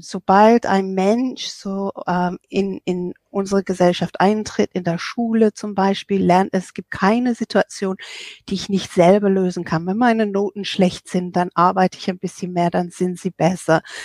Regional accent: England, United Kingdom; now in Germany; ich bin Engländerin und ich bin seit 1985 in Deutschland

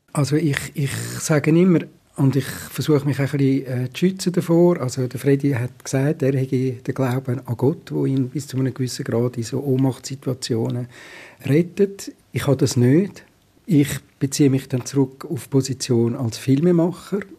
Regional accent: Zurich, Switzerland; als Zürcher

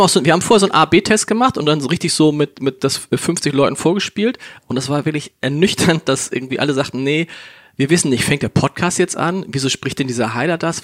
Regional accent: Hamburg, Germany; ich bin tatsächlich in Harburg aufgewachsen. Das ist, für die, die es nicht kennen, das ist südlich der Elbe

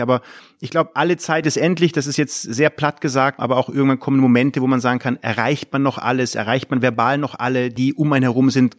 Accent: Munich, Bavaria, Germany; moved away as an adult; now in Mönchengladbach, Germany; Ich bin in München groß geworden

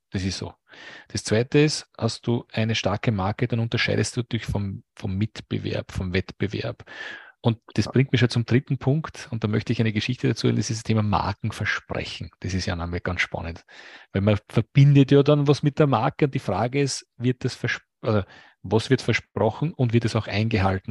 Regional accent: Lower Austria, Austria; aus meinem Heimatbundesland, aus Niederösterreich

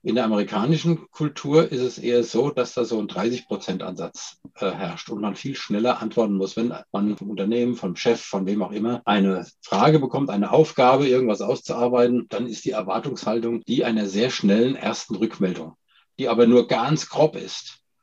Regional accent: Germany; als, als Deutscher

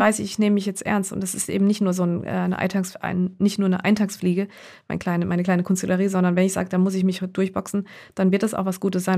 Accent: Heidelberg, Baden-Württemberg, Germany; born or raised there

